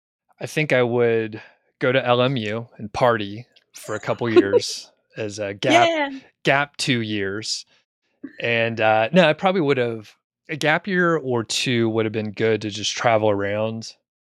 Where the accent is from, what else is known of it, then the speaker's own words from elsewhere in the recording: Atlanta, Georgia, United States; And I was from the Atlanta area, which grew a lot of residential, a lot of commercial.